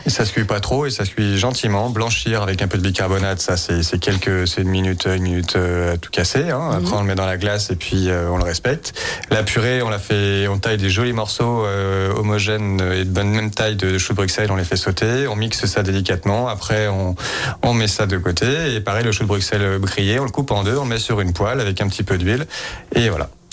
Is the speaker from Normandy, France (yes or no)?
no; Lyon, Auvergne-Rhône-Alpes, France; Je suis lyonnaise